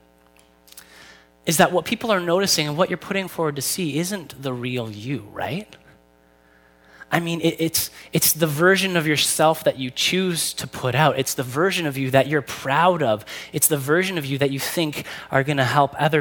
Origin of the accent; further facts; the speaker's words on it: Newmarket, Ontario, Canada; I grew up in Newmarket